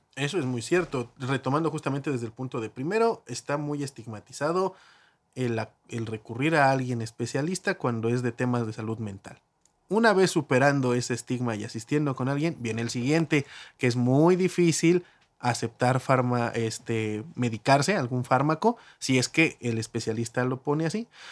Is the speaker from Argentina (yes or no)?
no; Mexico; todos somos mexicanos